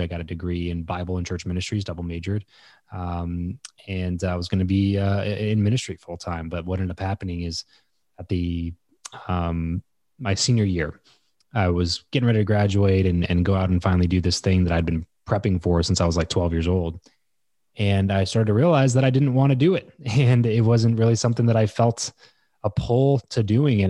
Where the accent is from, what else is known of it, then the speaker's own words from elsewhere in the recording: Southern California, United States; moved away as an adult; also born or lived in Fresno; So I grew up in Southern California, moved up to Fresno